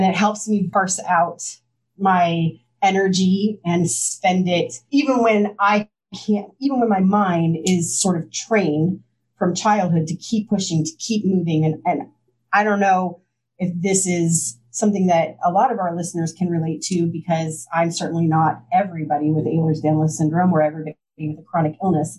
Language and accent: English; Midwest, United States; now in Washington, D.C. area, United States; I am from the Midwest. I'm from a very small town.